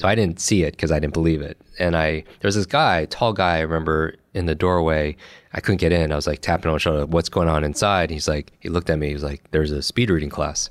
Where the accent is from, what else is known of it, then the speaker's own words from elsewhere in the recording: Westchester, New York, United States; I grew up in Westchester, New York